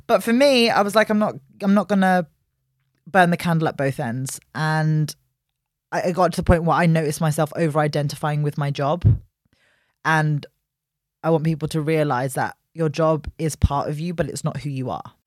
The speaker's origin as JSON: {"language": "English", "region": "London", "country": "United Kingdom", "tie": "born or raised there", "said": "born and raised in West London"}